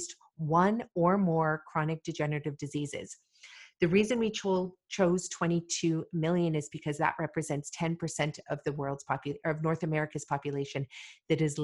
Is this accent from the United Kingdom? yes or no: no; Malawi; now in Canada; I was born in Malawi, Africa.